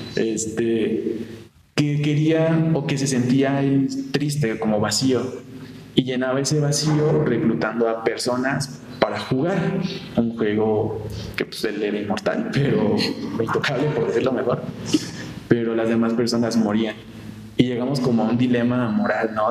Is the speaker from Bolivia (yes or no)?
no; Morelia, Michoacán, Mexico; soy de aquí, de la ciudad de Morelia